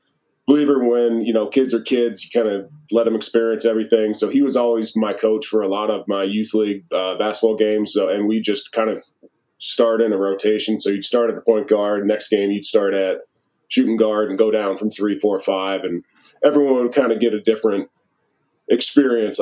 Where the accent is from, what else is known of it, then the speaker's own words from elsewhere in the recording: Maryland, United States; moved away as an adult; also born or lived in Wisconsin; Maryland, born and raised until I left in, you know, right after high school to go to college.